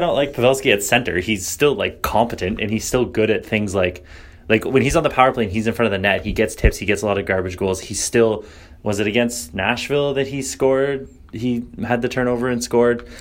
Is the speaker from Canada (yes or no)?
yes; Canada; me being Canadian